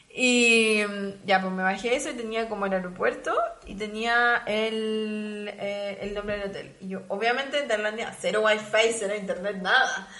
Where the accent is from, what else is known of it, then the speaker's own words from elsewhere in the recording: Chile; moved away as an adult; also born or lived in South Korea; now in Munich, Germany; los chilenos nos sentimos